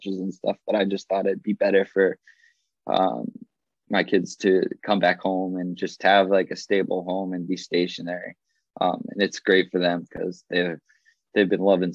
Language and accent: English; Massachusetts, United States; born or raised there